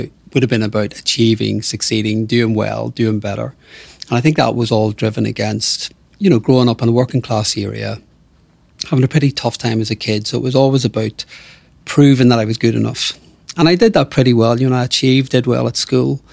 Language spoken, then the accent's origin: English; Belfast, Northern Ireland, United Kingdom; I grew up in Belfast